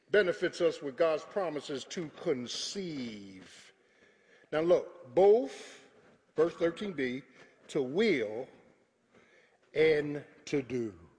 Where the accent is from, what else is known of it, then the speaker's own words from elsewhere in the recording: Philadelphia, Pennsylvania, United States; I was from South Philly